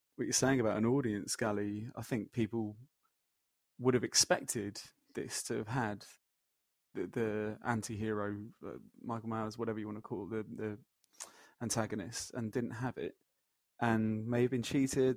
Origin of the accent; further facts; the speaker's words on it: Leicester, East Midlands, United Kingdom; now in London, United Kingdom; I'm from Leicester. I'm also living in London